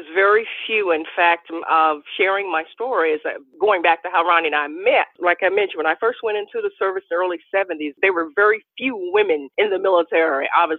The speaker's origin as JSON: {"language": "English", "town": "Washington", "region": "District of Columbia", "country": "United States", "tie": "born or raised there", "also_born_or_lived": "Virginia", "said": "Well, I was born in Virginia, raised in Washington, D.C."}